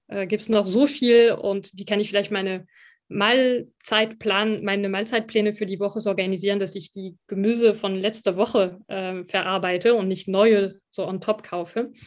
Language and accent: German; France; now in Germany; als Französin